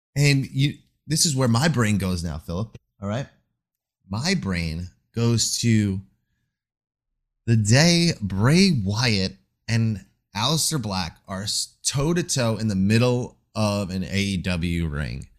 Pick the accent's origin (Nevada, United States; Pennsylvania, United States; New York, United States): New York, United States; Long Island; moved away; also born or lived in Queens, New York; I am from Long Island, New York. I've spent many of my days and years of my life in Queens.